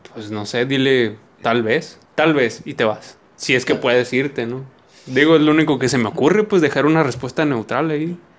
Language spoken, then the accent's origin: Spanish; Sonora, Mexico; somos de Sonora